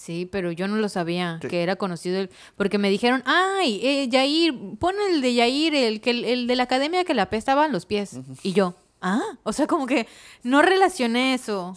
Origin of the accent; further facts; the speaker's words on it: Mexico; soy mexicano.